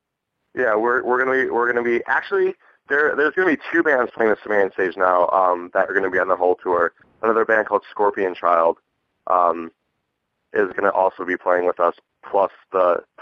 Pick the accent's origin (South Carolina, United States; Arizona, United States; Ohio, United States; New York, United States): Arizona, United States; Phoenix; Yeah, we are from Phoenix, Arizona.